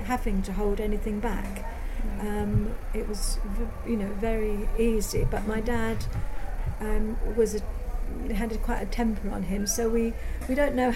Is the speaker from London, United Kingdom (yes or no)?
no; Isle of Wight, South East England, United Kingdom; moved away; also born or lived in Brighton; after leaving the constraints of the Isle of Wight, very narrow, very limited, to go to Brighton